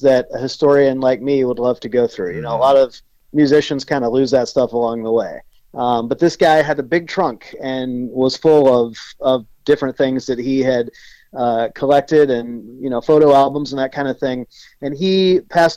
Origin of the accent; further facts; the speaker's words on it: Nashville, Tennessee, United States; moved away as an adult; now in Los Angeles, United States; I grew up in Nashville, but I've lived in Los Angeles for 22 years.